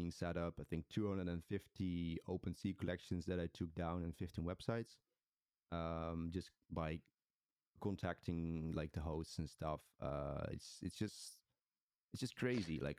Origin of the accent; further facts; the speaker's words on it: Netherlands; I'm from the Netherlands.